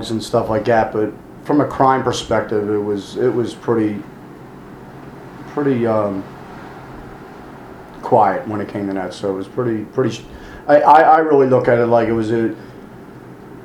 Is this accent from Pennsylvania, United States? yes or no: yes; Philadelphia, Pennsylvania, United States; I grew up in Northeast Philly